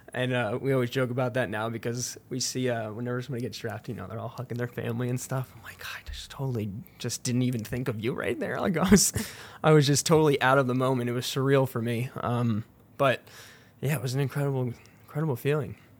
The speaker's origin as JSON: {"language": "English", "region": "New Jersey", "country": "United States", "tie": "born or raised there", "also_born_or_lived": "Vancouver, Canada", "moved": "as an adult", "lives_now": "St. Louis, United States", "said": "New Jersey in my home state"}